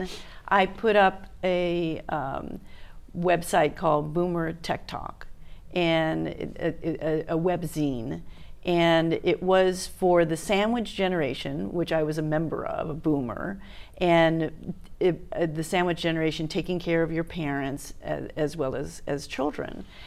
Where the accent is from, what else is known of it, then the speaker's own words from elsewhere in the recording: Miami, Florida, United States; moved away as an adult; also born or lived in New York / Los Angeles; now in Hawaii, United States; I grew up in Miami, so I moved there when I was four